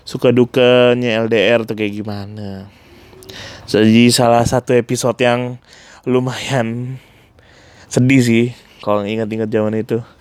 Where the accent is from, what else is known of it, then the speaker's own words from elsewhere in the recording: Pontianak, West Kalimantan, Indonesia; pengalaman kita dari kecil sampai besar tinggal di Pontianak dipengaruhi sama musik apa terutama musik yang kita dengar dari kampung halaman kita sendiri